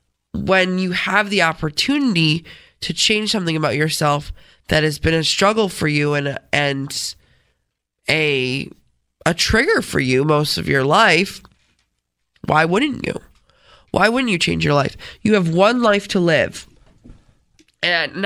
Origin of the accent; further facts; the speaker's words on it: Rochester, New York, United States; accent: Rochesterian; I'm from Rochester